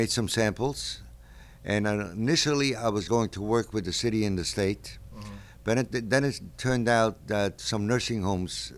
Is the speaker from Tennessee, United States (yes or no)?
no; New York City, New York, United States; I was born right near the Brooklyn Navy Yard